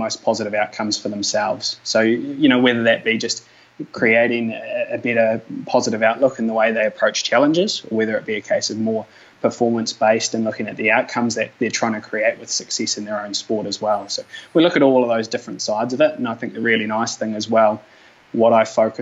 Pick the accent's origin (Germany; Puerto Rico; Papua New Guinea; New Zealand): New Zealand; Mosgiel, Otago; I grew up down in Mosgiel, down south in Dunedin there